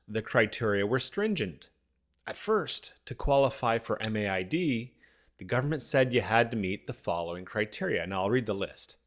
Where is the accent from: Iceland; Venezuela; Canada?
Canada; As a Canadian